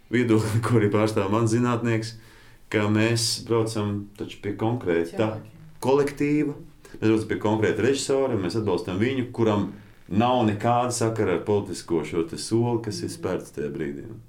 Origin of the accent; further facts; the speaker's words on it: Latvia; mēs esam latvieši